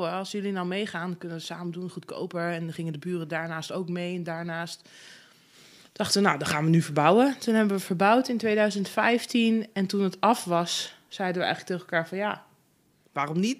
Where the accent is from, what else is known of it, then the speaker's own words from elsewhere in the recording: Zutphen, Gelderland, Netherlands; In Zutphen.